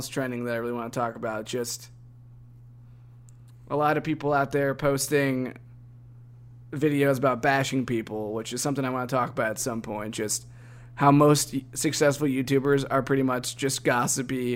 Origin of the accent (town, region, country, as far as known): Cleveland, Ohio, United States; born or raised there; moved away